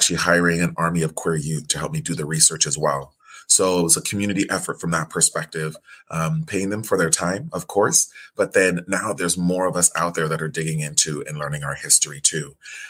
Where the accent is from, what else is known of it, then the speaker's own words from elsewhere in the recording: Anaheim, California, United States; moved away as an adult; now in Minnesota, United States; I'm originally from Southern California, so I was raised about a mile away from Disneyland and moved to Minnesota in 2007 to go to law school.